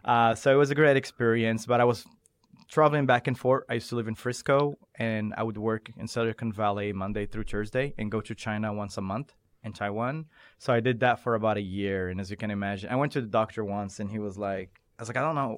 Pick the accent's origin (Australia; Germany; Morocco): Morocco; also born or lived in Doha, Qatar; now in United States; I was born and raised in Morocco